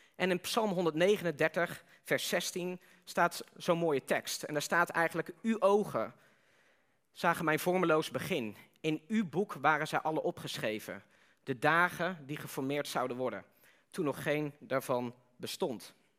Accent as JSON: {"language": "Dutch", "country": "Netherlands"}